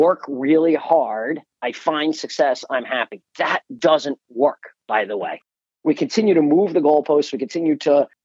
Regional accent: United States; we are collectively, as an American people

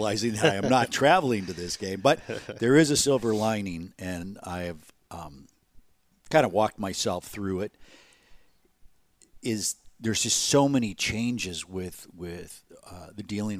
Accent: Illinois, United States; I grew up in the outside of Chicago.

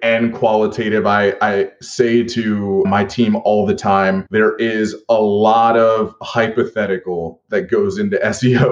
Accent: Philadelphia, Pennsylvania, United States; in my hometown of Philadelphia as teenagers

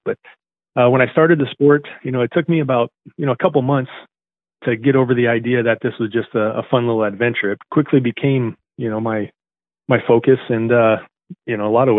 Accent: central Nebraska, United States; I grew up in central Nebraska

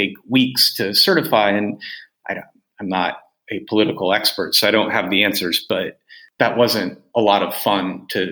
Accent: United States; as an American

